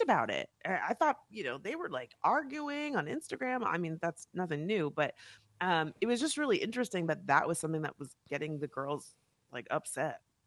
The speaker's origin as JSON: {"language": "English", "town": "West Palm Beach", "region": "Florida", "country": "United States", "also_born_or_lived": "Miami / New York", "moved": "yes", "lives_now": "Los Angeles, United States", "said": "I'm from West Palm Beach"}